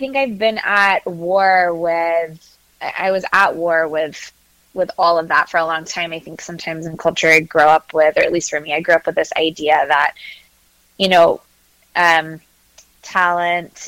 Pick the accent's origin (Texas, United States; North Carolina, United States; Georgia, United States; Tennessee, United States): Texas, United States; Katy; now in Charlottesville, United States; I grew up in Katy, Texas, right outside of Houston